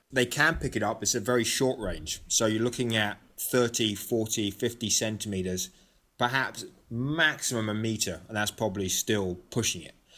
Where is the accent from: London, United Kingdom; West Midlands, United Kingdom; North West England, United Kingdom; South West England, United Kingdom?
London, United Kingdom; moved away as an adult; also born or lived in Athens, Greece / St Andrews, Scotland; now in United States; I grew up in London, but I also spent, uh, close to seven years living in Athens, Greece